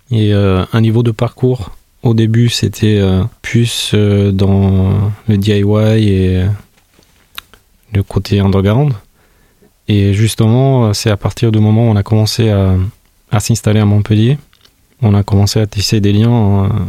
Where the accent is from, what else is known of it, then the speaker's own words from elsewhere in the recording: Tirana, Tirana County, Albania; now in France; je viens de l'Albanie. Je viens de, Tirana, qui est la capitale de l'Albanie. Alors je suis venu au, début à Toulouse.